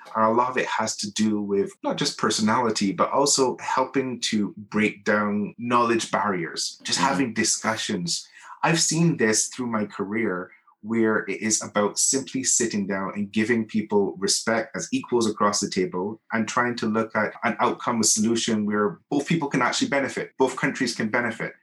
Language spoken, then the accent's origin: English; Barbados; moved away as an adult; now in Geneva, Switzerland; I'm from Barbados, a very small, beautiful island in the Caribbean